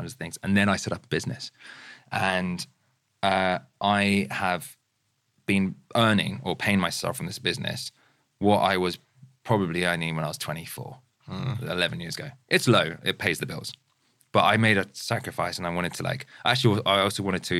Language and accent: English; near Farnham, Guildford, Surrey, South East England, United Kingdom; now in Brentford, United Kingdom; I was born and raised near Farnham, Guildford